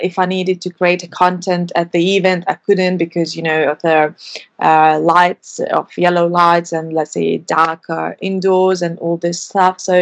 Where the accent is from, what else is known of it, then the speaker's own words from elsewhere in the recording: Lithuania; moved away as an adult; now in London, United Kingdom; I'm originally from Lithuania, but live in London for over 7 years